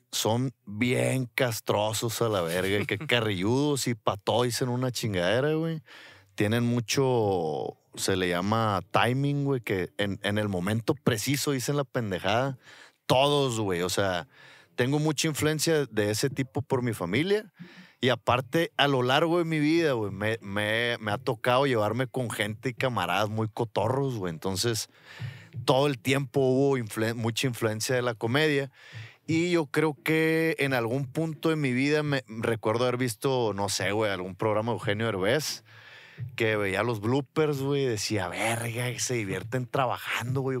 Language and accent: Spanish; Culiacán, Sinaloa, Mexico; Sí, sí, sí, somos de Culiacán.